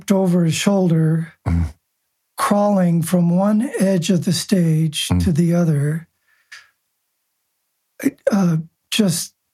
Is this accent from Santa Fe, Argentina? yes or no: no; Buenos Aires, Argentina; Buenos, Argentina. Yeah, Buenos Aires.